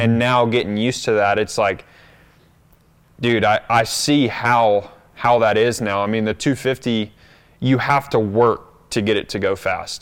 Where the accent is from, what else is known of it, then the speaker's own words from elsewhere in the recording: North Carolina, United States; moved away as an adult; that's where I grew up, but I've, I've been away from there now